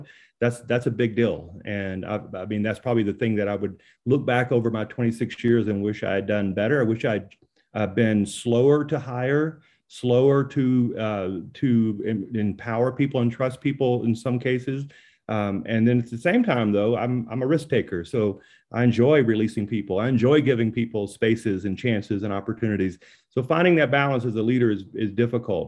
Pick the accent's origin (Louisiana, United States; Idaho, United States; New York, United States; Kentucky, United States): Louisiana, United States; now in Colorado, United States; I'm from Louisiana